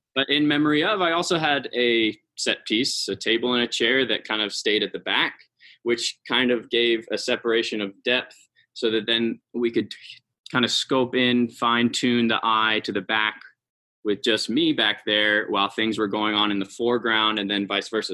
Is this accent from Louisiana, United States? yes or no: no; San Francisco Bay Area, California, United States; moved away as an adult; now in Salt Lake City, United States; I moved here to work for Repertory Dance Theater, but I'm from California. I'm from the San Francisco Bay Area.